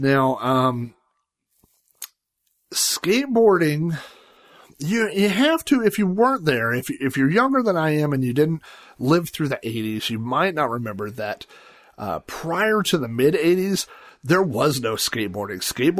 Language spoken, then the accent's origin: English; Sun Valley, United States; But we moved to the house I grew up in Sun Valley the summer that I turned 5 years old.